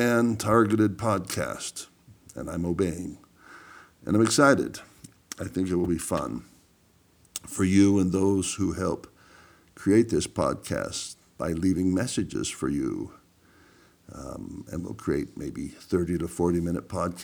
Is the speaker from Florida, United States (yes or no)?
no; Powell, Wyoming, United States; moved away; we grew up in Powell, Wyoming